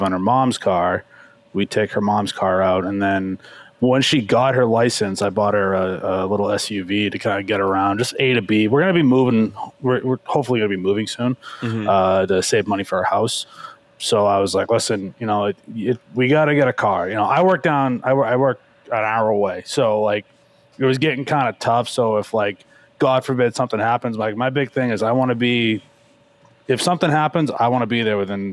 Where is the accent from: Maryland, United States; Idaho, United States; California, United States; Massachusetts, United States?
Massachusetts, United States; South Shore; I grew up on Cranberry Bogs, pretty much. Like, mm-hmm. if you want to talk like the sticks of Southern South Shore, Massachusetts